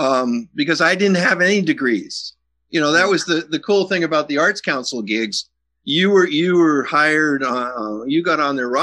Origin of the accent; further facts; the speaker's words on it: Wilkes-Barre, Pennsylvania, United States; moved away as an adult; also born or lived in Missoula, Montana; growing up in Wilkes-Barre.